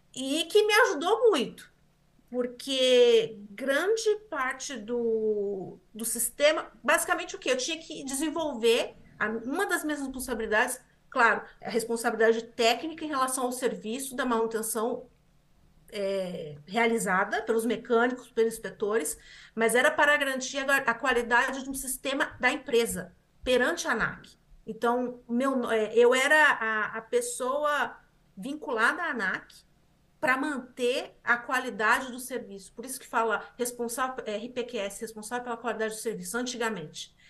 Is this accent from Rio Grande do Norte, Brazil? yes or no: no; Osasco, São Paulo, Brazil; moved away as an adult; also born or lived in Taubaté; now in Canada; eu nasci em Osasco, sou de São Paulo, Grande São Paulo. Nasci em Osasco, na Grande São Paulo